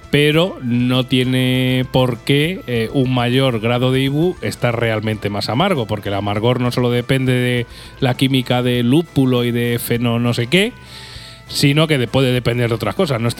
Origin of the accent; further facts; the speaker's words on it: Albacete, Castilla-La Mancha, Spain; somos de Albacete.